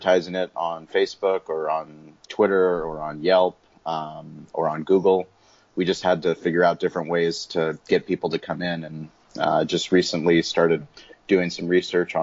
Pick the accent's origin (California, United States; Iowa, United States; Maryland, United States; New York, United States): California, United States; San Diego; also born or lived in Colorado; I was born in Colorado, but I moved to San Diego when I was 6 months old. So I'm pretty much not born in San Diego, but all my waking years have been living here in San Diego.